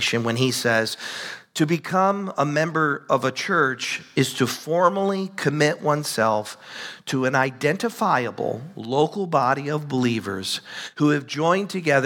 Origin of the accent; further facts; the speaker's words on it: United States; we live here in the United States